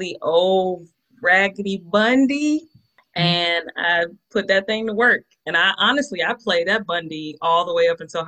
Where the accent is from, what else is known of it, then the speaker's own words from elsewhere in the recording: Atlanta, Georgia, United States; Born and raised in Atlanta, Georgia